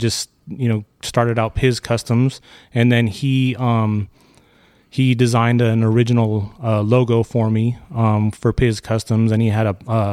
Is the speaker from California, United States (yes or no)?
yes; Santa Clarita, California, United States; I grew up in Santa Clarita and lived in this area pretty much my whole life